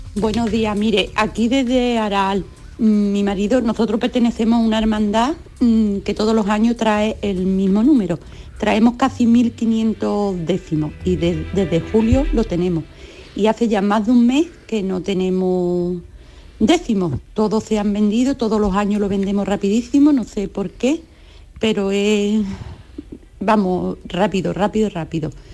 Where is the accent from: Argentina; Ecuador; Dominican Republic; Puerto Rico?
Ecuador; now in Seville, Spain; Yo no soy de aquí, yo soy ecuatoriana